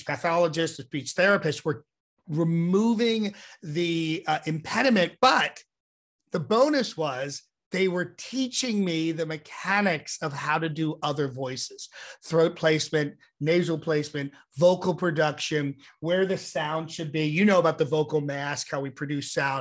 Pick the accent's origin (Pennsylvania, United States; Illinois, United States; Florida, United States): Pennsylvania, United States; Ambler; I grew up in Ambler, which you know of, and I grew up in the row home section